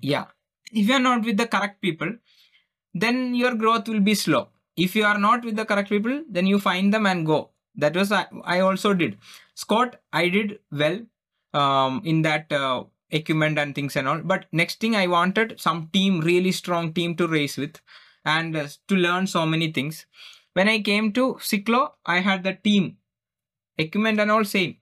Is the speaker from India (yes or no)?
yes; Kerala, India; English is a second language; I am just gone from Kera, Kerala, India. I don't even speak English